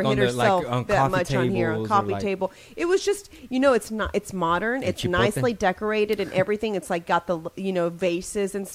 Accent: Houston, Texas, United States; accent: thick Texas; I'm from Houston

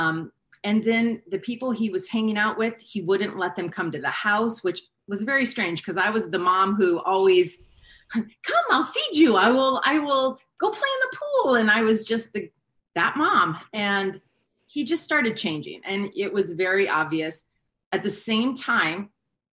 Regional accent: Hawaii, United States; moved away; also born or lived in California; I grew up in Hawaii

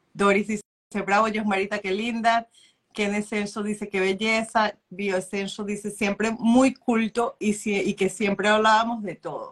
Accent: Venezuela

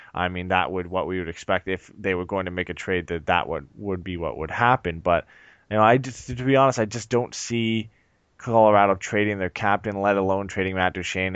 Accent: Canada; I'm from Canada

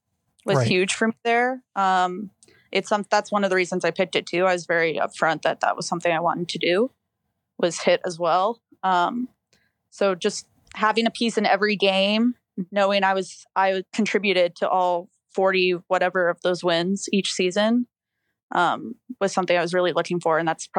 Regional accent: Canada; being Canadian, it's hard, like, to find a school

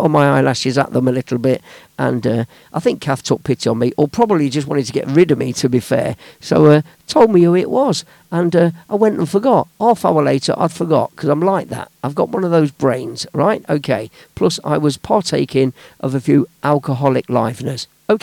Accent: Leicester, East Midlands, United Kingdom; my own town, my hometown, that's Leicester Town

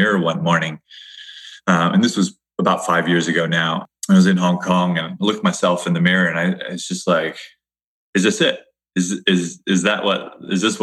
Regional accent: Hawaii, United States; I grew up in Hawaii

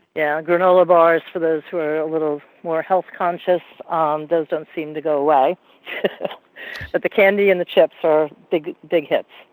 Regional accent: Hyde Park, New York, United States; moved away; Hyde Park, New York, is my hometown, so I'm looking to go back

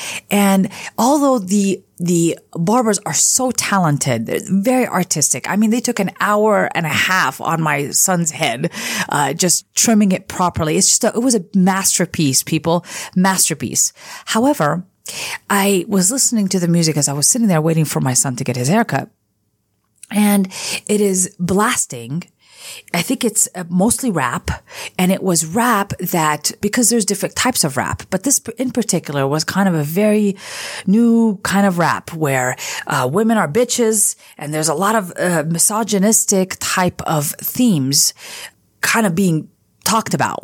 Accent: California, United States; I grew up in California

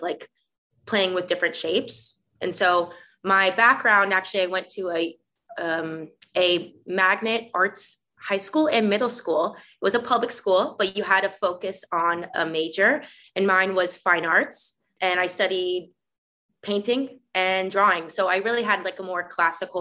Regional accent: South Florida, United States; moved away as an adult; also born or lived in Minneapolis, Minnesota / New York; I was born and raised in Florida, South Florida

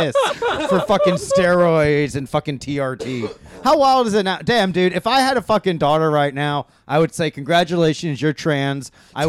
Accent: Hawaii, United States; No, I was born on. I was born in Hawaii.

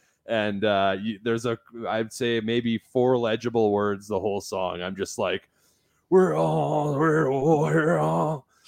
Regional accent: Kindersley, Saskatchewan, Canada; also born or lived in Vancouver, Canada; now in Redwater, Canada; I'm from Kindersley originally. Right. Kindersley. Yeah. So it's kind of like the main drug hub is what I call it.

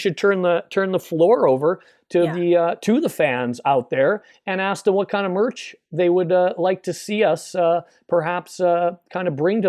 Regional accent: Canada; here in Canada, where I am now, my home country.

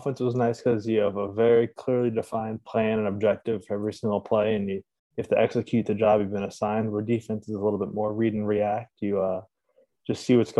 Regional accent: Shoreline, New Haven area, Connecticut, United States; also born or lived in Providence, Rhode Island; I'm from Shoreline, Connecticut, New Haven, Connecticut area

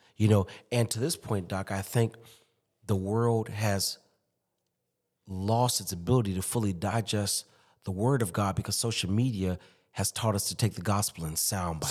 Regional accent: Chicago, Illinois, United States; moved away as an adult; also born or lived in Durham, North Carolina / Boston, Massachusetts / Springfield, Massachusetts; now in Alexandria, United States; born and raised in Chicago

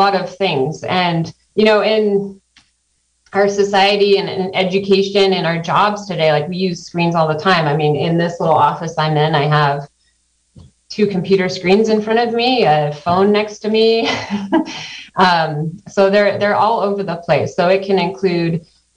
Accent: Santa Cruz County, California, United States; moved away as an adult; also born or lived in Sacramento / Tucson, Arizona; now in Mendocino County, United States; I grew up in Santa Cruz County

